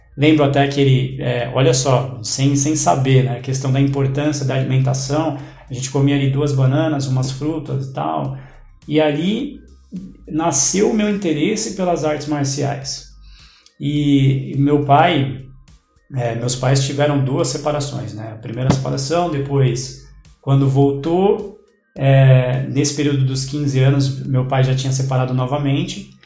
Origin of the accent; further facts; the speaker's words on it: São Caetano do Sul, São Paulo, Brazil; eu nasci em São Caetano do Sul, né? É, cidade pequena, mas muito conhecida